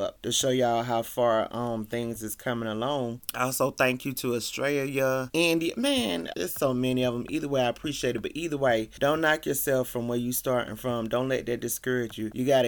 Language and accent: English; Columbia, South Carolina, United States; Columbia, South Carolina, which is my hometown